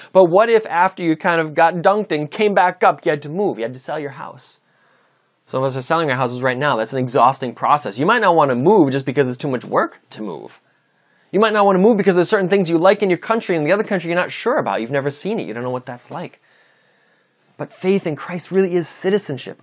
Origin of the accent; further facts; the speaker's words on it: United States; I'm an American citizen